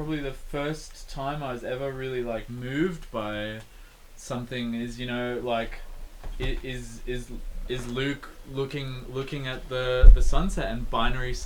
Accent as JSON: {"language": "English", "town": "Canberra", "region": "Australian Capital Territory", "country": "Australia", "tie": "born or raised there", "said": "growing up in Canberra"}